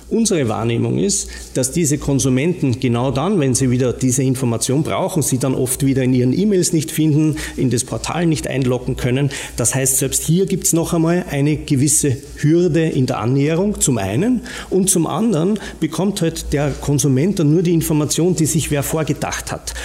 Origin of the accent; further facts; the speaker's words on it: Austria; accent: Austrian; moved away as an adult; now in Rosenheim, Germany; wie man hört, äh, an meinem äh, vielleicht noch österreichischen Akzent erkennbar, lebe aber mittlerweile in Bayern